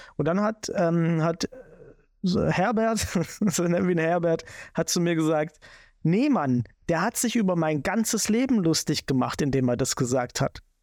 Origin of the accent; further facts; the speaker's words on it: Swabia, Germany; ich bin Schwabe